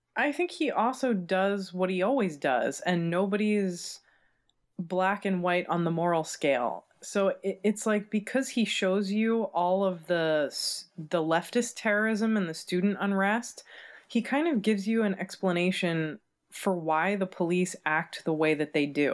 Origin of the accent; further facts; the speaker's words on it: United States; as an American, we didn't learn anything about this in, in school